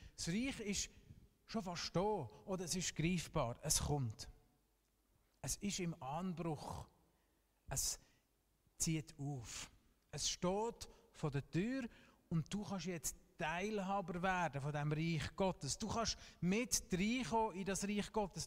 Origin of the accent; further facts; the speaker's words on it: Switzerland; wir dürfen ausnahmsweise auch als Schweizer stolz sein auf unsere Fußballmannschaft